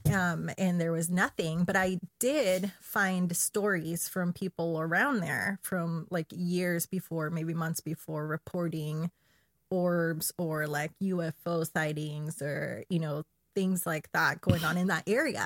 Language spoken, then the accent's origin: English; Chile; I'm from Chile